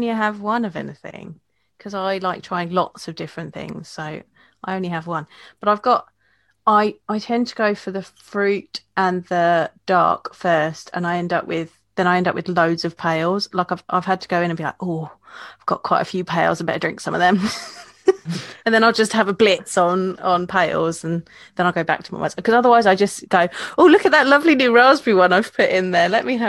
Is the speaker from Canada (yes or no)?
no; United Kingdom; as a British beer drinker, I don't agree with you.